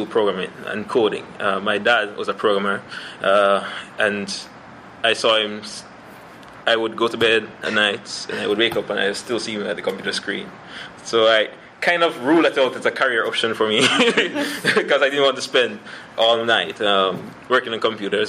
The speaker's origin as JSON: {"language": "English", "town": "Kingston", "country": "Jamaica", "moved": "as an adult", "lives_now": "London, Canada", "said": "I'm from the Kingston, Jamaica, where I did my master's degree in library and information studies."}